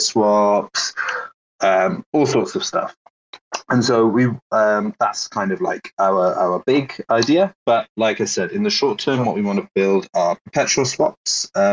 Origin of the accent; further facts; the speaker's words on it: Wales, United Kingdom; accent: Welsh; Technically Welsh